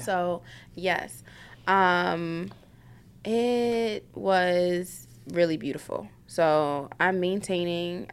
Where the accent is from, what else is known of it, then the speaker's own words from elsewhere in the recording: New York City, New York, United States; moved away; I'm from South Bronx